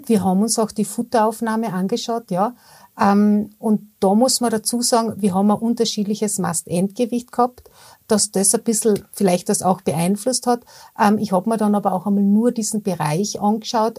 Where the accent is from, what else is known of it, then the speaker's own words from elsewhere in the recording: Austria; bei uns in Österreich